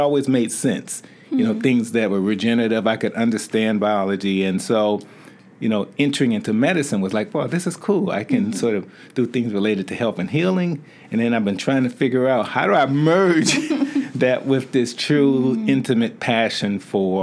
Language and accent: English; Gary, Indiana, United States; moved away; I was a kid growing up in Gary, Indiana